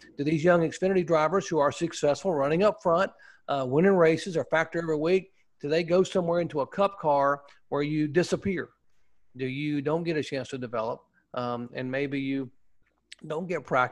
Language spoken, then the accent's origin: English; Newton, North Carolina, United States; I grew up in Newton, North Carolina